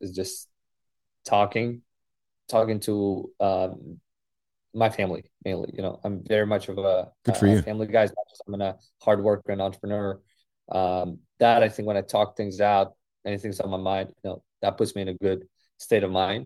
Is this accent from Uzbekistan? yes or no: yes; Uzbekistan; moved away; my culture where I come from Uzbek and Russian speaking culture